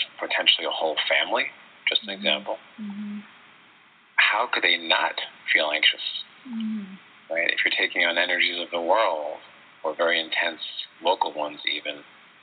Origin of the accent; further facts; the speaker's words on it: New York City, New York, United States; as a New Yorker